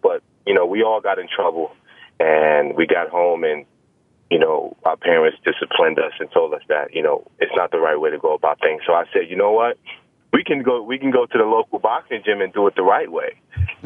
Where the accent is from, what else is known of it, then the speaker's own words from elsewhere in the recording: New York City, New York, United States; growing up in Brooklyn, especially the Brownsville area